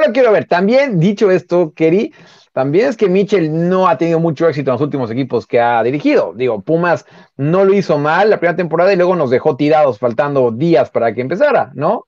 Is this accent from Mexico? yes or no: yes; Mexico; nosotros, como mexicanos